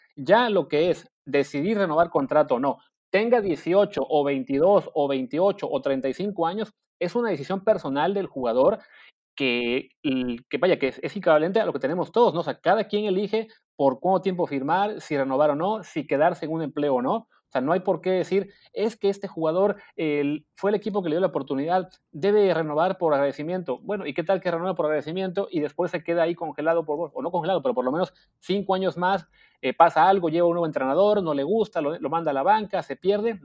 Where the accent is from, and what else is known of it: Mexico